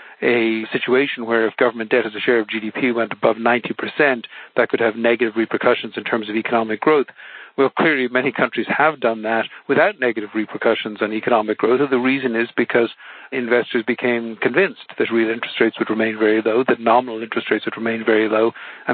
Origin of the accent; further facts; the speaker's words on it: Ireland; growing up in Ireland, which is a small open economy